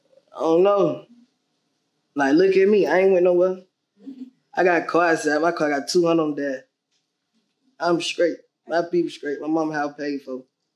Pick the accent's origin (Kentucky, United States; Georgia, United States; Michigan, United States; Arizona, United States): Georgia, United States; Atlanta; I'm from the West Side of Atlanta, Fab Road, 320 Fab Road, Central Methodist Apartment.